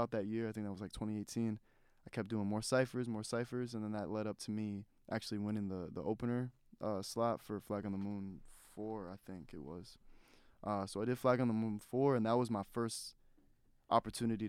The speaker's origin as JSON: {"language": "English", "town": "North Chesterfield", "region": "Virginia", "country": "United States", "tie": "born or raised there", "also_born_or_lived": "Richmond, Virginia", "said": "I'm an artist from North Chesterfield, Virginia. Kind of based in Richmond, Virginia"}